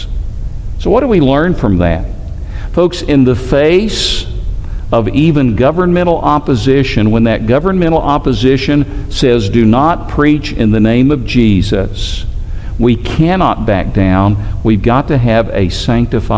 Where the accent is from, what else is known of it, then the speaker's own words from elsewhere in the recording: Tennessee, United States; now in Alabama, United States; I grew up in Tennessee